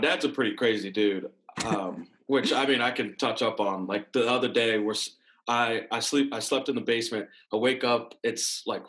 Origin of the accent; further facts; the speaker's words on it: Washington, United States; born there; also born or lived in Texas / North Carolina / Pennsylvania / Maryland; I was born in Washington State. Then we went to Texas for a little bit, North Carolina, Pennsylvania. That's where I started playing football, and then Maryland, and then Virginia.